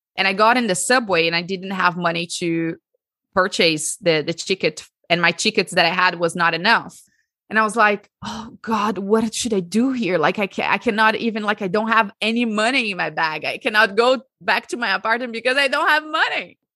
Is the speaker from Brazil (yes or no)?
yes; Brazil; So, I'm Brazilian. I l, was born and raised in Brazil, and I lived my whole life in Brazil.